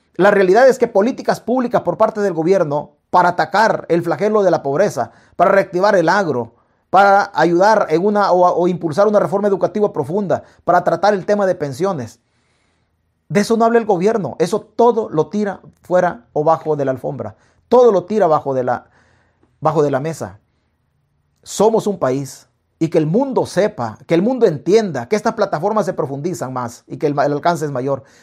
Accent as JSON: {"language": "Spanish", "country": "El Salvador", "said": "nosotros como salvadoreños"}